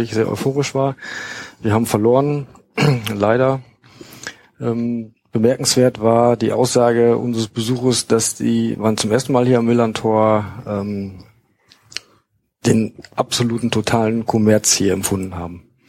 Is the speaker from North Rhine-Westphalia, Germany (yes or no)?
yes; North Rhine-Westphalia, Germany; moved away; ich komme ja auch aus Westfalen